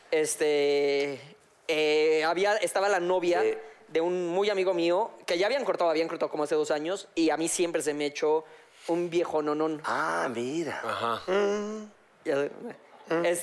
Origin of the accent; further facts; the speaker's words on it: Boca del Río, Veracruz, Mexico; now in Mexico City, Mexico; yo soy de Boca del Río de Veracruz, de mucha honra